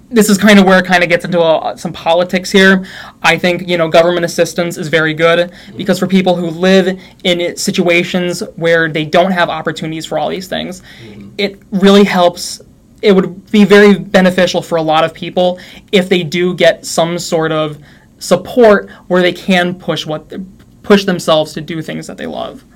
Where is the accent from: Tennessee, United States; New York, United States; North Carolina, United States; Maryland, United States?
New York, United States; moved away as an adult; also born or lived in Utah; I'm from New York